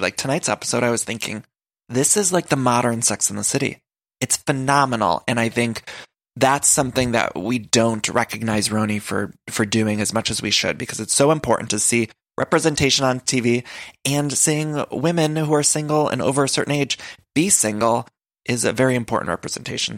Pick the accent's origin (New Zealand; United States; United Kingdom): United States; Solon, Ohio; when I was growing up in Ohio, in high school